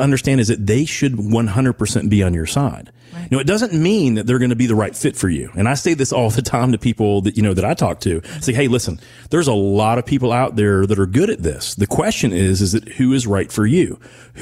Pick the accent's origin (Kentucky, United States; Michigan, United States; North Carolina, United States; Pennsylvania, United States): Kentucky, United States; Owensboro; when I was growing up in Owensboro